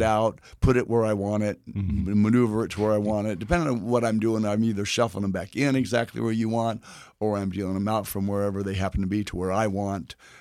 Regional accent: Texas, United States; where I'm from Texas

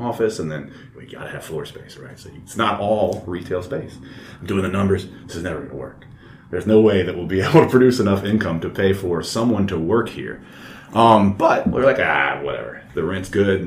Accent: Baton Rouge, Louisiana, United States; I'm a guy from Baton Rouge

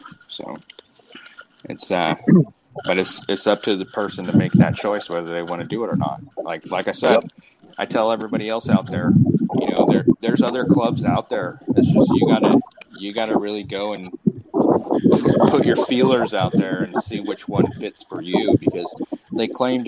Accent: Canada; Well, I'm a Canadian citizen. Why do I need to register, bro?

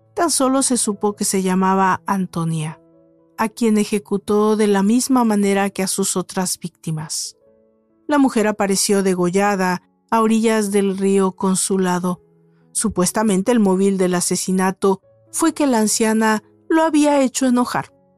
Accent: Mexico; En México, mi país de origen

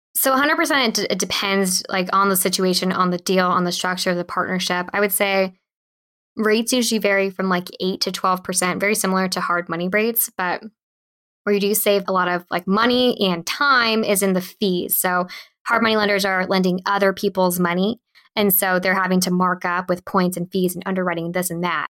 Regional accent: Bay Area, California, United States; Born and raised in the Bay Area. So I lived in a small town south of San Francisco

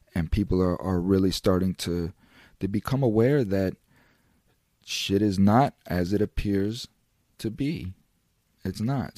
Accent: United States; an American citizen

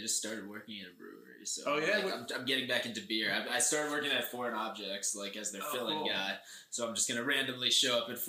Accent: Warwick, New York, United States; I'm from Warwick. I don't know if you've ever been up to there. That's just like right across the border in New York.

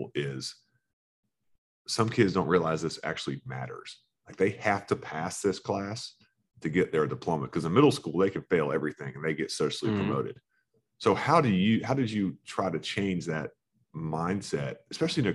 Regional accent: Florida, United States; Growing up in Florida

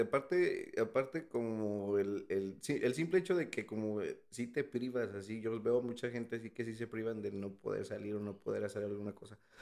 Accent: Mexico City, Mexico; moved away as an adult; also born or lived in Texas; now in United States; Soy de, bueno, nací en la Ciudad de México

